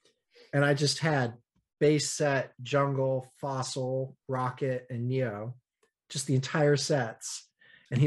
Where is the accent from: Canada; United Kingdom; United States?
United States; … and I grew up in the States